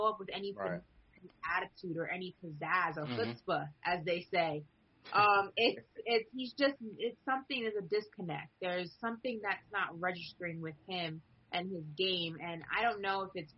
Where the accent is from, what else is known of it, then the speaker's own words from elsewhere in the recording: New York, United States; I grew up in New York. We all grew up in New York